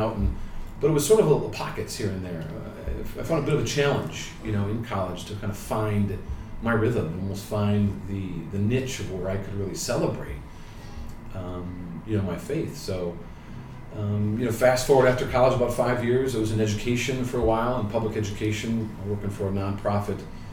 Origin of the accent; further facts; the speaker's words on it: Chicago, Illinois, United States; moved away as an adult; also born or lived in New Haven, Connecticut; I'm originally from Chicago and went to a public grammar school and ended up going to a Carmelite high school, Mount Carmel High School on the south side of Chicago